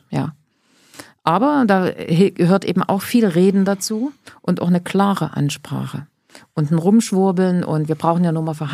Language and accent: German; East Germany, Germany; Nee, ich bin ja aus Ostdeutschland.